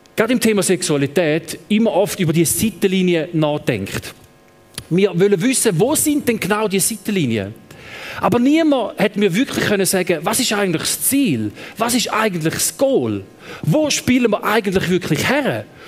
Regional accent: Eastern Switzerland, Switzerland; also born or lived in Thun; now in Lucerne, Switzerland; ich komme ursprünglich aus der Ostschweiz

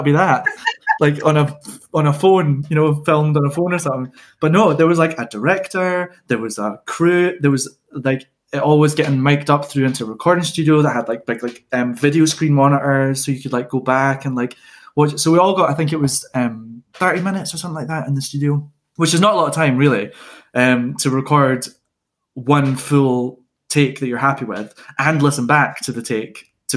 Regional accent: Scotland, United Kingdom; we're all Scottish

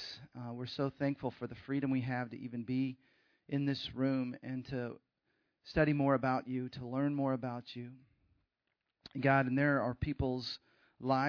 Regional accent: Texas, United States; moved away as an adult; also born or lived in Sacramento, California / Seattle, Washington / Los Angeles, California; kindergarten through college, I was in Texas

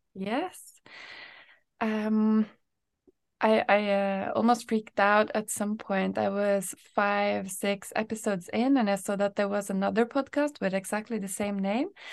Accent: Norway; now in Sweden; I'm from Norway

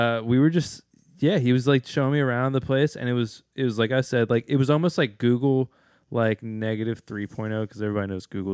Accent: Baltimore, Maryland, United States; also born or lived in Los Angeles / Towson; I'm from Baltimore. I lived

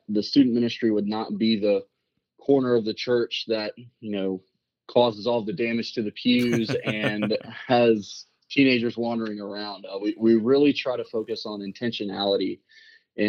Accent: Rock Hill, South Carolina, United States; also born or lived in Charlotte, North Carolina; now in San Antonio, United States; I was born in Charlotte, North Carolina, and then a few years after that, we moved to Rock Hill, South Carolina.

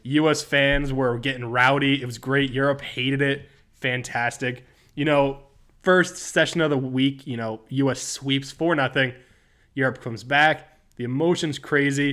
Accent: New Jersey, United States; Growing up in New Jersey

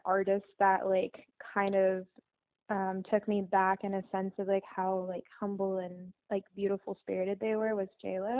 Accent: Iowa, United States; also born or lived in Los Angeles; now in Nashville, United States; I'm from Iowa

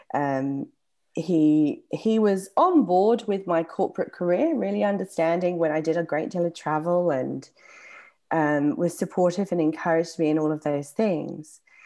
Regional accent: England, United Kingdom; accent: English; my English accent

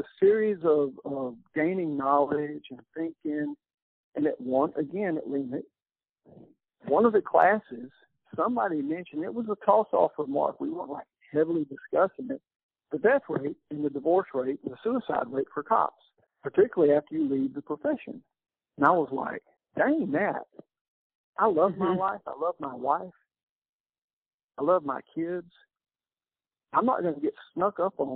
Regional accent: Columbus, Texas, United States; also born or lived in Eagle Lake, Texas; came to my hometown, Columbus, and I was the chief of police for 5 years

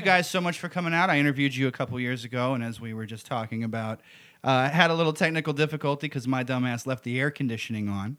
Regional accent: Missouri, United States; also born or lived in Arkansas; now in New York, United States; I grew up in Missouri and around, and Arkansas

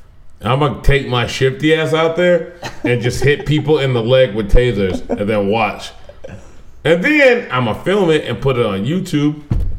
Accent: Texas, United States; I am also from Texas.

